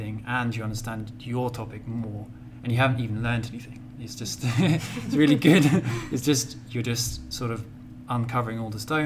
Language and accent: English; United Kingdom; moved away; I'm from the UK.